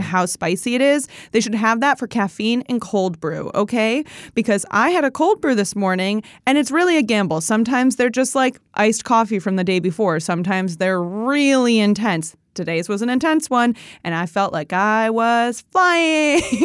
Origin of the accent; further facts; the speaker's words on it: Chicago, Illinois, United States; also born or lived in Indiana; growing up in the Chicago area, yeah, we play cornhole